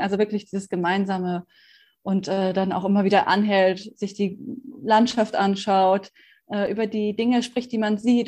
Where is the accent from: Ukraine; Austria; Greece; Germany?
Germany; Bonn, North Rhine-Westphalia; in meiner Heimatstadt äh, in Bonn